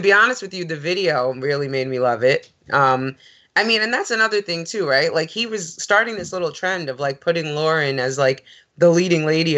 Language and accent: English; New York, United States; growing up in New York